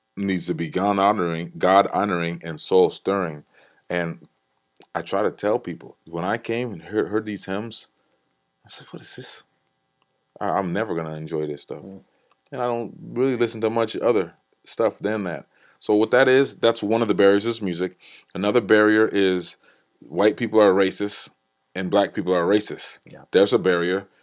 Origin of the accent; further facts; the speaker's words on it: Iowa, United States; Growing up in Iowa